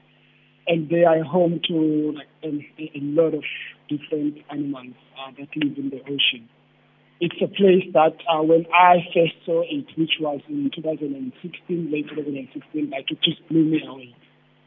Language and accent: English; Cape Town, Western Cape, South Africa; Spent a lot, most part of my life in Khayelitsha. That's where I grew up and went for schooling.